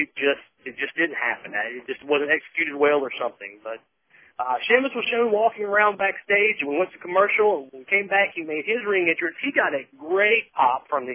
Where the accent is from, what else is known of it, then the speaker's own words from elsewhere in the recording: Southern United States, United States; accent: Southern; I get picked on about my Southern accent.